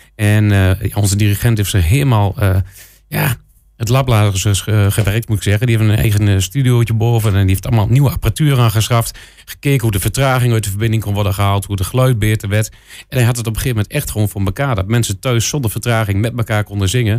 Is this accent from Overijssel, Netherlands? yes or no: yes; Enschede, Overijssel, Netherlands; Ik kom zo uit Enschede